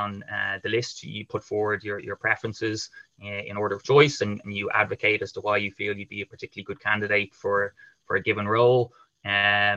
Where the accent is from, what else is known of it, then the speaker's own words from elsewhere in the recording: Dublin, Leinster, Ireland; I grew up in Dublin